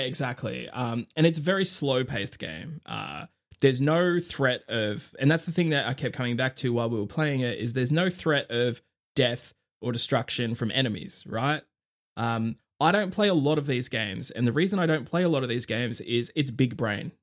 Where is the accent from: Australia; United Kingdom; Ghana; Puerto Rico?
Australia; I'm Australian